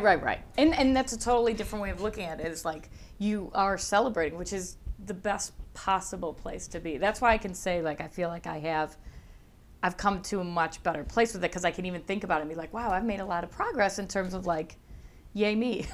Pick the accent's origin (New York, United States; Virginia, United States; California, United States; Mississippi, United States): New York, United States; Buffalo; accent: Buffalo; moved away as an adult; also born or lived in Chicago; now in Los Angeles, United States; Buffalo, where I'm from, has a hard enough a accent